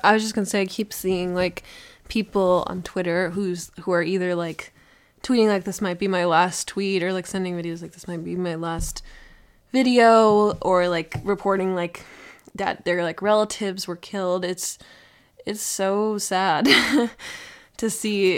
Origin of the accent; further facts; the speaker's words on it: Minnesota, United States; as a Minnesotan